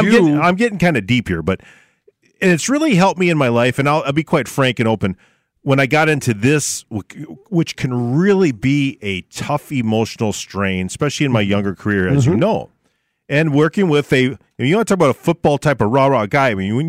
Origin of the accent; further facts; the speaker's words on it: Barnesville, United States; you mentioned my hometown.